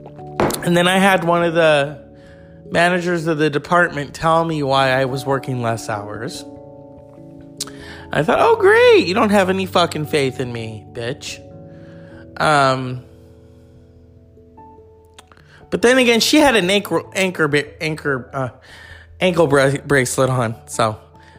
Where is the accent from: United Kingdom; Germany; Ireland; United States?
United States; California; As a Californian